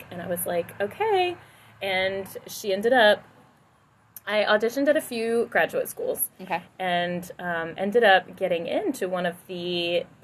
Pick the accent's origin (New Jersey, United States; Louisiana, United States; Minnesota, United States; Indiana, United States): Louisiana, United States; my voice teacher, it was down in Louisiana. Okay. In my hometown, you know, I had no idea what I wanted to do with my life whatsoever.